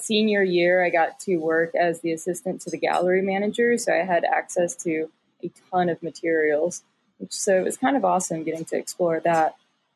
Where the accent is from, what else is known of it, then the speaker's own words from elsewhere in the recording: Texas, United States; moved away as an adult; also born or lived in Princeton / Chicago / Palo Alto; now in San Francisco, United States; I grew up in Texas and then went to school in Princeton for undergrad